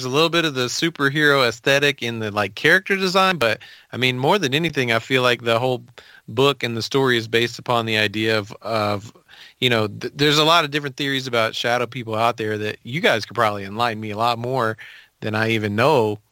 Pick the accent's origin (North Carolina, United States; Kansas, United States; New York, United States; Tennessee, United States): Tennessee, United States; Memphis; also born or lived in Nashville, Tennessee; I grew up in Memphis